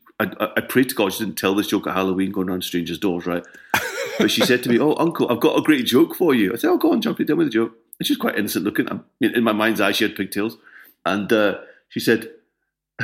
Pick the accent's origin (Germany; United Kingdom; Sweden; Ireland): United Kingdom; Scotland